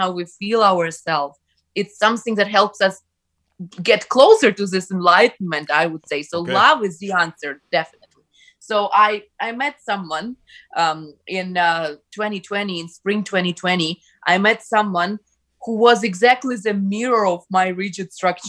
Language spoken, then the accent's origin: English; Ukraine; first language Ukrainian; English is a second language; now in Canada; I grew up in the Ukrainian-speaking environment